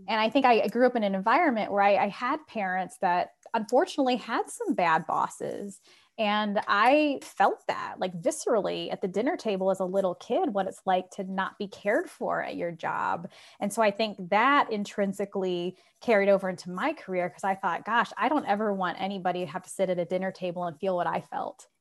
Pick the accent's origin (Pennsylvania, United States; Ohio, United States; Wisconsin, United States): Ohio, United States; Republic; also born or lived in Silicon Valley, California; I was born and raised in Republic, Ohio, population 600